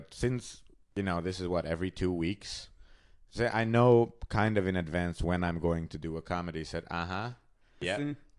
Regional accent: Hungary; moved away as an adult; now in Vienna, Austria; Well, I moved from Hungary to Vienna about almost 3 years ago.

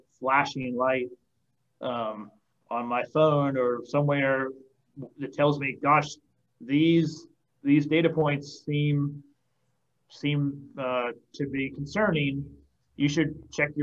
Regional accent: Boston, Massachusetts, United States; now in Nashville, United States; I grew up in Boston and here in Tennessee.

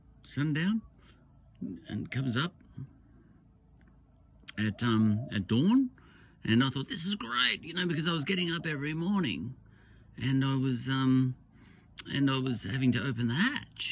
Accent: Australia; I'm an Australian.

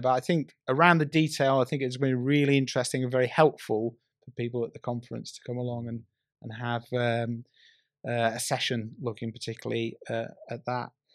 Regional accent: North West England, United Kingdom; I grew up in the Northwest. I used to go to Preston Market on a Saturday.

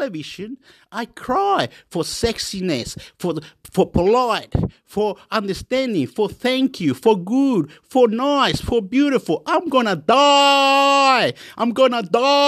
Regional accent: Chile; now in Australia; I'm from Chile.

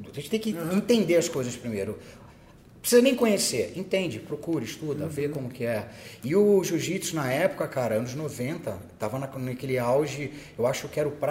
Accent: Petrópolis, Rio de Janeiro, Brazil; É, eu sou de Petrópolis, né? Muitos sabem disso.

